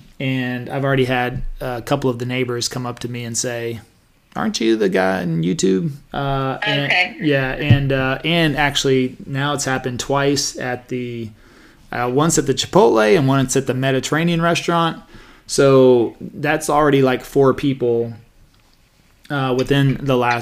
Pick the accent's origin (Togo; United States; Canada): United States; Stephenville, Texas; also born or lived in Dallas, Texas; growing up in Stephenville